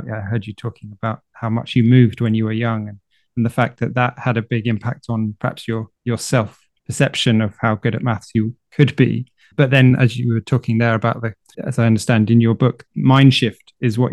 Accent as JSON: {"language": "English", "country": "United Kingdom", "moved": "yes", "lives_now": "France", "said": "living in France as a British person"}